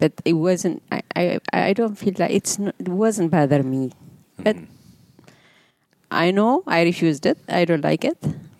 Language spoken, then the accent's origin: English; Yemen; now in Minnesota, United States; I say, we are Yemenis.